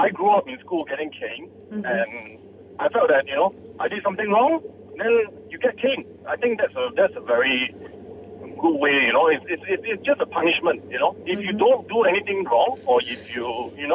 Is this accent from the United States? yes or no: no; Malaysia; growing up in Malaysia, or Asia society